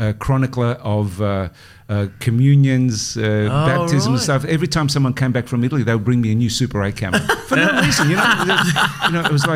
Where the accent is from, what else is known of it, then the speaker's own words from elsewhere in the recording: Melbourne, Victoria, Australia; I grew up in a working class neighbourhood, up until I was about 15